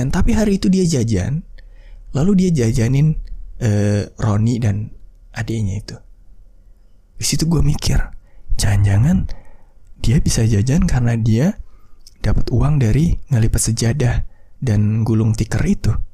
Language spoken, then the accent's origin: Indonesian; West Sumatra, Indonesia; BTW gue juga orang Minang sih.